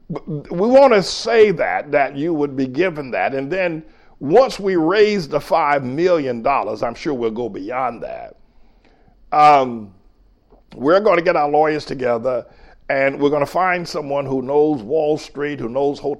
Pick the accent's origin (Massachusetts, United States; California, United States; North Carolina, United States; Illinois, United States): North Carolina, United States; moved away as an adult; now in New York, United States; I grew up in North Carolina in the 50s and the 60s